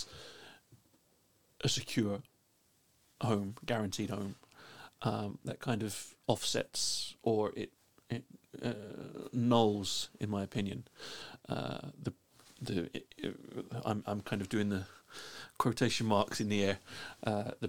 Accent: London, United Kingdom; now in Iceland; I was raised Catholic in London

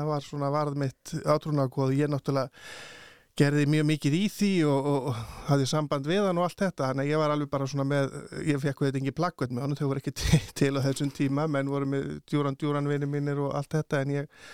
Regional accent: Bolungarvík, Westfjords, Iceland; á þessum aldri þegar ég er alast upp í Bólungarvík

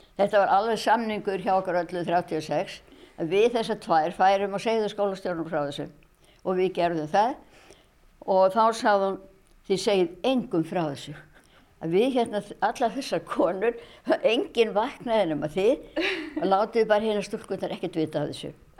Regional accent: Ísafjörður, Westfjords, Iceland; Ég er frá Ísafjörði, ég er fætt á uppælarnu og hef alltaf búið hér.

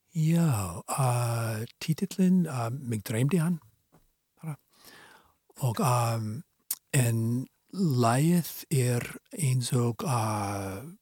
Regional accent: Boston, Massachusetts, United States; Icelandic is a second language; moved away as an adult; now in Iceland; þegar ég var krakki í Ósabí í Boston, ég er af svona Ískubergi brotin

